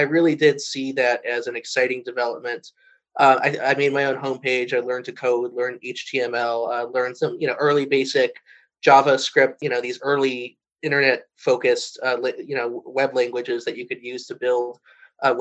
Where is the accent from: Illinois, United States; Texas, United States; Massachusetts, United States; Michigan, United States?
Illinois, United States; Chicago; also born or lived in Los Angeles, California; I actually grew up in two places, in Los Angeles as a young child, and then my family moved to Chicago